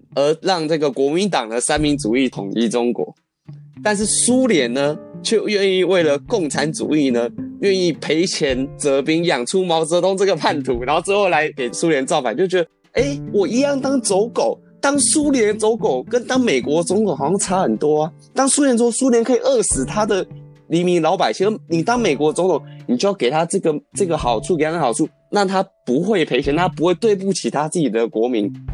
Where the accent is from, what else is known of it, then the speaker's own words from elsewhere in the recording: Taiwan; 我们台湾人